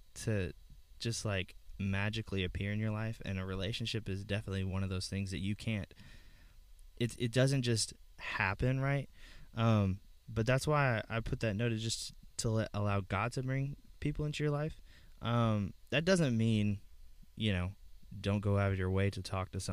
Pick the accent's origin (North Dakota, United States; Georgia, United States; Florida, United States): Georgia, United States; moved away; when I was growing up in Georgia